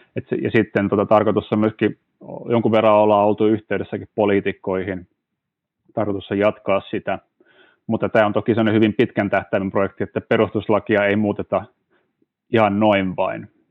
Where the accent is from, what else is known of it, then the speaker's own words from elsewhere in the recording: Turku, Southwest Finland, Finland; perheessä, missä, missä kasvoin kotona Turussa